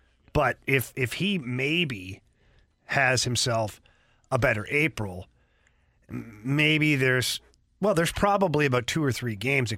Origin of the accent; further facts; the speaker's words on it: Canada; I'm Canadian